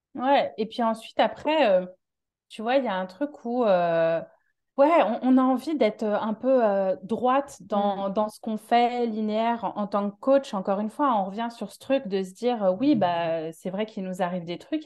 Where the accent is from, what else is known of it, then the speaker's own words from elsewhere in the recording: Paris, Île-de-France, France; accent: Parisian; moved away as an adult; now in Marseille, France; je suis de Paris à la base